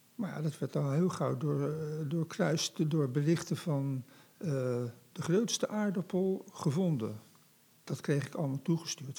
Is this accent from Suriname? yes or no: no; The Hague, South Holland, Netherlands; now in Rotterdam, Netherlands; ik kom uit Scheveningen